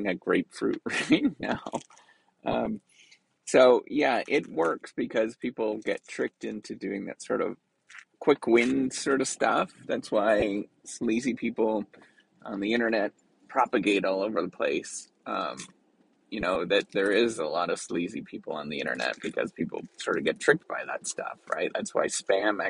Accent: Canada; being Canadian, I tend to be understated

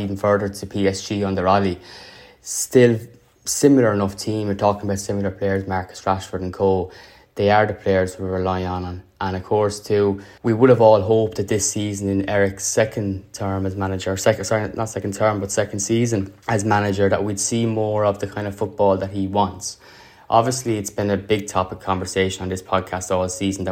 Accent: Ireland; both of us being Irish, and we would have grown up with United and Liverpool being the biggest teams in Ireland

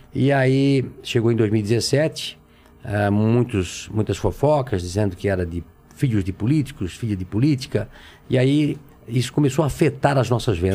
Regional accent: Brusque, Santa Catarina, Brazil; nasci em Brusque, Santa Catarina, é, numa, num bairro, uma casa de madeira

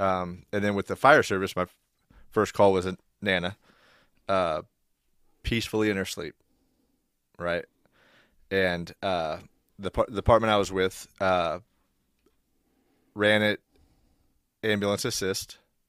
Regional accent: Independence, United States; I think the first, well, growing up in Independence, you see stuff.

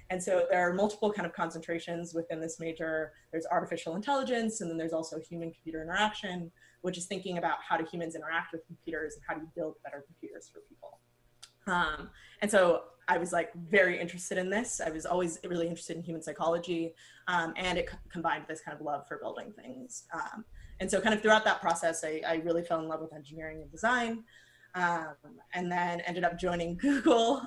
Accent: San Diego, California, United States; I grew up in San Diego

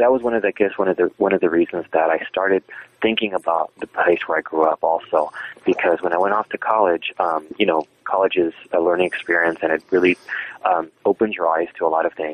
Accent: South Texas, United States; moved away as an adult; also born or lived in Mexico / Cambridge, Massachusetts; I lived in Mexico for uh, first six years of my life. Um, and then um, we um, moved to Texas, and so um, I grew up in the South Texas region. Um, in several several cities are, uh, in the South Texas region

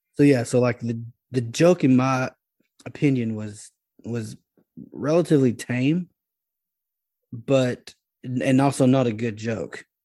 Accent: Dallas-Fort Worth area, Texas, United States; now in Louisiana, United States; I'm from the D F W area, so, like, my whole, my whole life, it's been, like, this is, like, I'm geographically tied to these teams

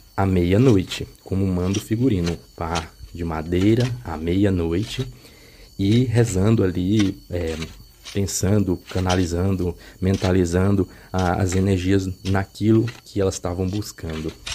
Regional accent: Caxias, Maranhão, Brazil; also born or lived in Teresina, Piauí / Goiás; now in Goiânia, Brazil; eu nasci em Teresina, Piauí, e acabei morando boa parte da minha infância e adolescência em Caxias, Maranhão

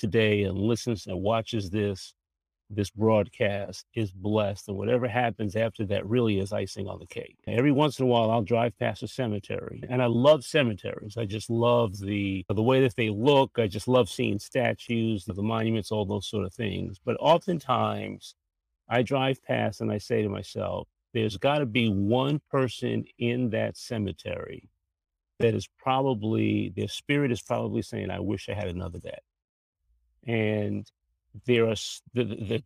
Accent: New York City, New York, United States; moved away as an adult; now in Washington, D.C., United States; I'm from New York originally. I'm a Bronx boy, born and raised in the Bronx. Made my way to the D.C. area over 40 years ago.

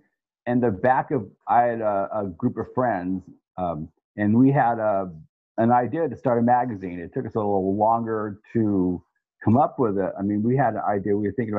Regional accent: Monterey, California, United States; I grew up in a place called Monterey.

